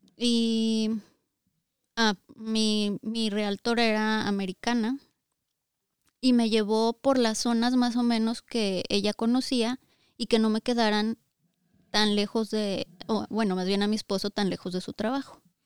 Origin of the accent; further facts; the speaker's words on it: Zacatecas, Mexico; moved away as an adult; also born or lived in Aguascalientes; Nosotros somos de Zacatecas, pero ya teníamos seis años viviendo en Aguascalientes antes de venirnos aquí